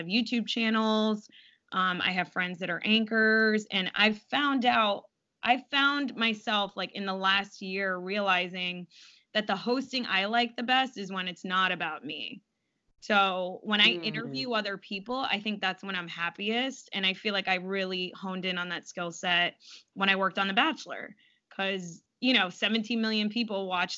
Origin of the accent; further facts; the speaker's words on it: South Florida, United States; I'm from South Florida originally